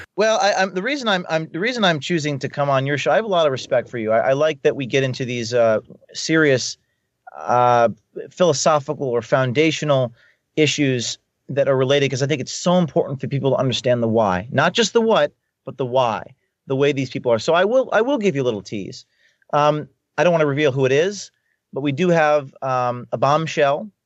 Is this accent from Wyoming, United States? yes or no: no; Newark, New Jersey, United States; I'm from Newark, New Jersey.